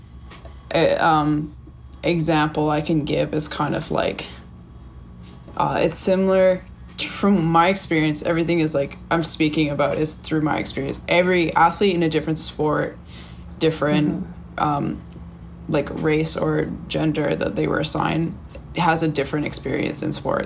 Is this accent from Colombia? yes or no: no; Canada; moved away; being Canadian